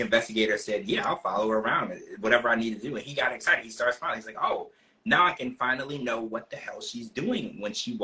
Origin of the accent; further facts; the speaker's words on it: the South, United States; also born or lived in Ohio; now in Florida, United States; I'm from the South.